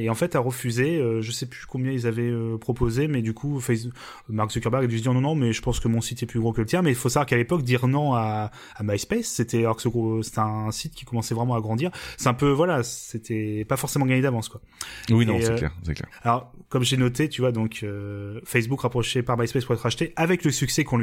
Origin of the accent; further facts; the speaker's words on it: Normandy, France; on est normand